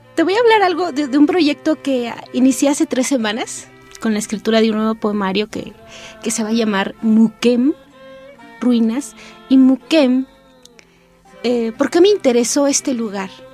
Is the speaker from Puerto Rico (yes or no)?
no; San Juan Chamula, Chiapas, Mexico; Soy originaria de San Juan Chamula, Chiapas